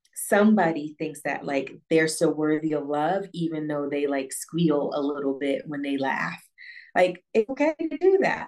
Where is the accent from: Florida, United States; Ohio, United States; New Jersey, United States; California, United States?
Ohio, United States; Northeast; moved away as an adult; now in Accra, Ghana; I am Ohio native, born and raised in Northeast Ohio